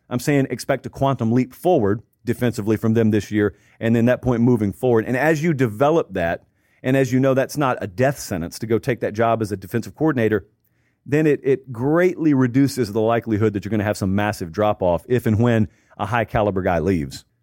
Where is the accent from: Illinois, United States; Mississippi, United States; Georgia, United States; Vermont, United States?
Georgia, United States; Columbus; I grew up in Columbus, Georgia, which is right on the Chattahoochee River. So it's right across from Alabama.